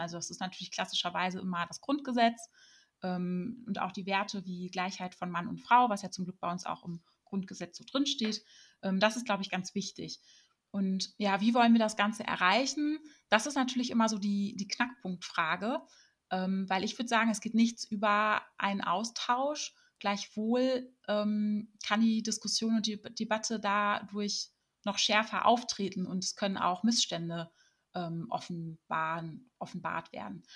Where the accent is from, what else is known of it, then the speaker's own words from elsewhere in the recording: Germany; wir Deutsche